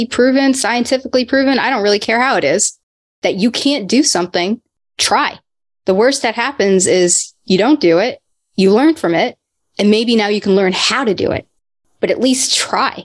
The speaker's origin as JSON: {"language": "English", "region": "Texas", "country": "United States", "tie": "born or raised there", "also_born_or_lived": "Paterson, New Jersey / New York / Sewickley, Pennsylvania", "said": "I grew up in Texas. It's where most of my childhood"}